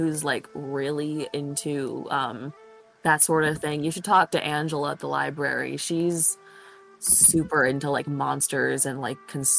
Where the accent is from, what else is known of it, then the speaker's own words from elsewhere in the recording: Kentucky, United States; I grew up in Kentucky, and I do not want to go back.